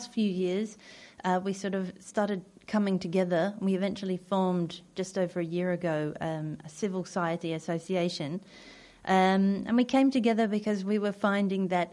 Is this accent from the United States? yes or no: no; Australia; moved away as an adult; I introduced myself as a British person, but actually I grew up in Australia